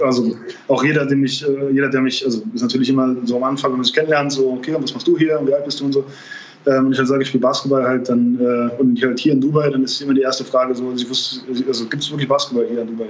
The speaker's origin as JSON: {"language": "German", "town": "Trier", "region": "Rhineland-Palatinate", "country": "Germany", "tie": "born or raised there", "also_born_or_lived": "Bamberg / Munich / Tel Aviv", "moved": "as an adult", "said": "in meiner, meiner Heimatstadt ähm, ähm Trier"}